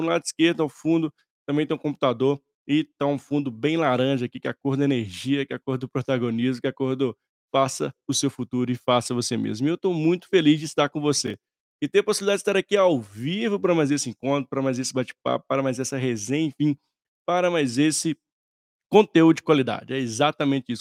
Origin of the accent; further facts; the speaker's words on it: interior of Minas Gerais, Brazil; moved away; Eu sou do interior de Minas